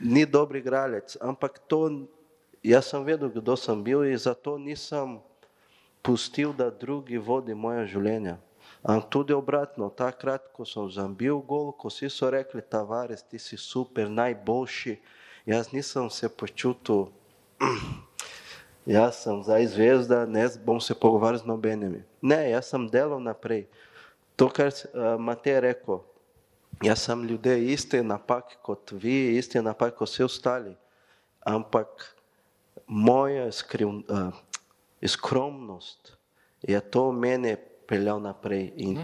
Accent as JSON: {"language": "Slovenian", "country": "Brazil", "second_language": "Slovenian", "moved": "as an adult", "lives_now": "Maribor, Slovenia", "said": "Jaz sem prišel iz Brazilije"}